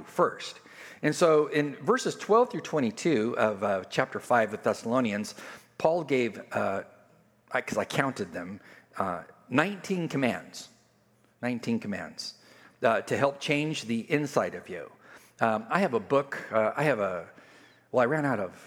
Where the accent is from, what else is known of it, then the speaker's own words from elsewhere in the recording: California, United States; moved away; California, I grew up on the border